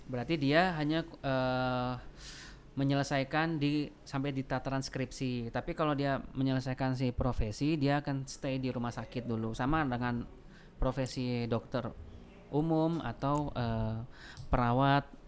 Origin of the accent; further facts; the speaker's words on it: Java, Indonesia; now in Makassar, Indonesia; baru kan. Saya ini kan Jawa. Terus kalau ke Jawa lagi ndak seru.